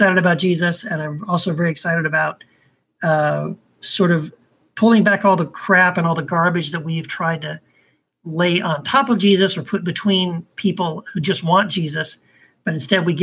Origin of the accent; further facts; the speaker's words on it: Texas, United States; I was raised in Texas